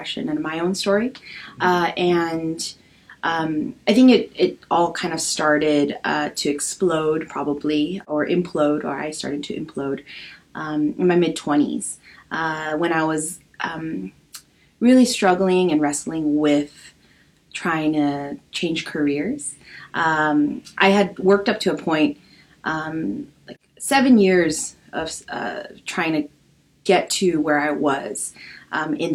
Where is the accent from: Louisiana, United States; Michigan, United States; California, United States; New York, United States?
California, United States; Los Angeles; also born or lived in San Diego; I'm Korean American. I was born and raised in Los Angeles